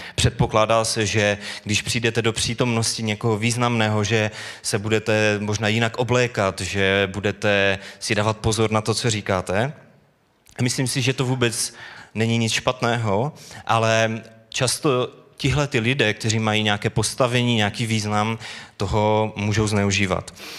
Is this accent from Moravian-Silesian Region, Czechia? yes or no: yes; Bohumín, Moravian-Silesian Region, Czechia; moved away as an adult; now in Karviná, Czechia; Bydlíme v Karviné, kam jsme se přestěhovali, jsme původem z Bohumína